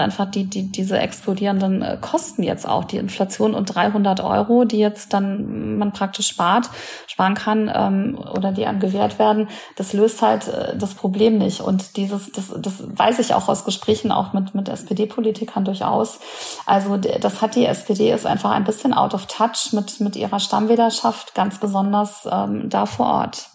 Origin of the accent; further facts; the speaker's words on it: near the Ruhr area, North Rhine-Westphalia, Germany; ich komme aus NRW, also ich kenne das mhm. ganz gut. Ich komme auch aus der Nähe des Ruhrgebiets